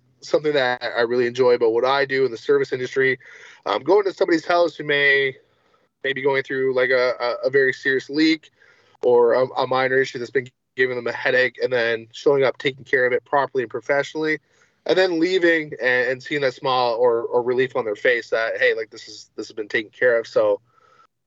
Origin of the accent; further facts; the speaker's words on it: Windsor, Ontario, Canada; I'm from Windsor, Ontario, Canada, which is the most southwestern point of Canada.